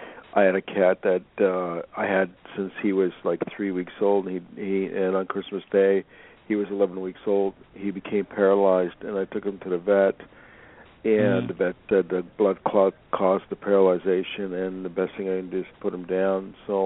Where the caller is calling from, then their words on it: Los Angeles, California, United States; I'm calling from Los Angeles.